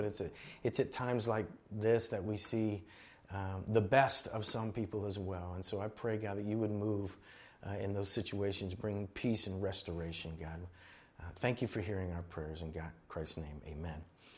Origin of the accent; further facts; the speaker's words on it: Miami, Florida, United States; I grew up in Miami and in Florida, and I understand to a certain degree that uneasiness, that feeling.